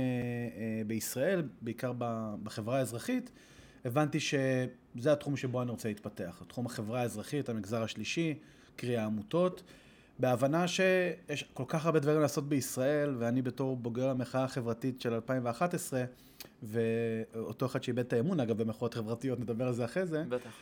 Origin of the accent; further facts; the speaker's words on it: Israel; ישראלי, גדלתי פה, אמנם דובר אנגלית